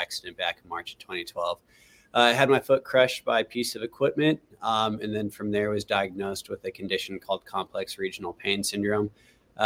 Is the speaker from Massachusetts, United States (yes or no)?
no; Los Angeles, California, United States; moved away as an adult; now in Cincinnati, United States; I'm from the Los Angeles area. So, Southern California born and raised, right? But moved to Cincinnati about 4.5 years ago